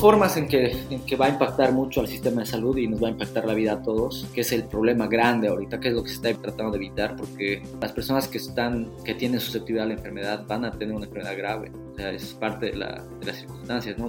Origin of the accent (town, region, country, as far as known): Bolivia